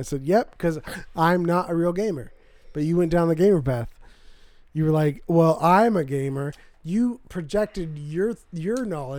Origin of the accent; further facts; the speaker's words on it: Irvine, California, United States; I'm from Southern California.